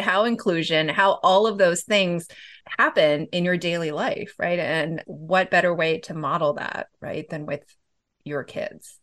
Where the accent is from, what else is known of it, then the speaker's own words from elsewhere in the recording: California, United States; my home state of California